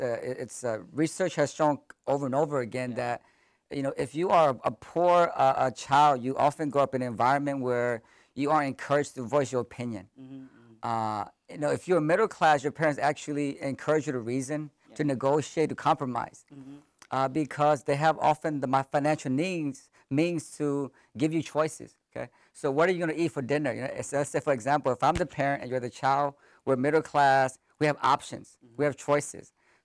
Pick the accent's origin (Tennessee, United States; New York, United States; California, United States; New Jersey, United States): California, United States; Sacramento; also born or lived in Thailand; I grew up in Sacramento, born in a refugee camp in Thailand.